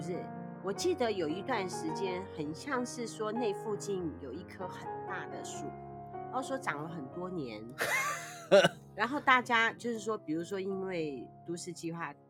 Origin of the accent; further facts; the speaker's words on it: Taiwan; 在我们台湾人来说